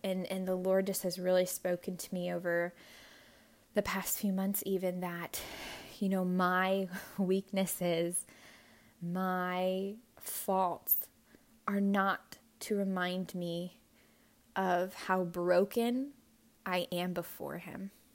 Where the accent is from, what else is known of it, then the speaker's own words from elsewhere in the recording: Hawaii, United States; I was born in Hawaii